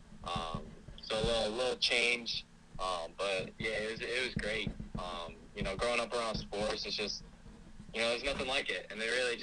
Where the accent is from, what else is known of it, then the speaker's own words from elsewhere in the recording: Storrs, Connecticut, United States; also born or lived in Willimantic, Connecticut; I was born in Willimantic, Connecticut, grew up in Storrs, Connecticut